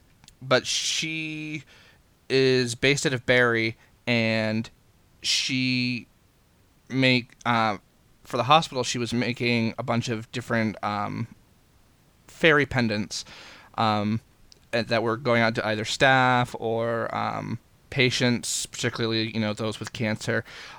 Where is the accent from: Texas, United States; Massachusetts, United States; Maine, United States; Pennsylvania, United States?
Maine, United States; from Maine, and it's the state bird for the state of Maine, so I know exactly what a chickadee is.